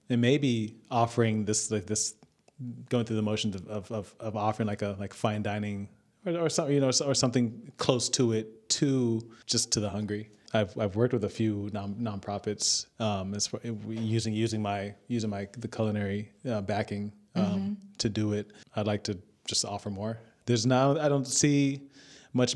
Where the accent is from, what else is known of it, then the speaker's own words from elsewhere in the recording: United States; also born or lived in Jamaica / Miami / Napa Valley; growing up in the States